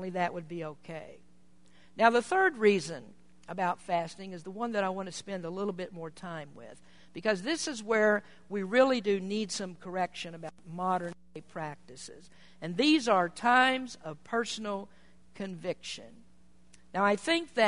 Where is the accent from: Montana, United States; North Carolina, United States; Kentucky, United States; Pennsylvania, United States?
Kentucky, United States; now in Petaluma, United States; I'm from Kentucky, and when I grew up among most people who were Baptist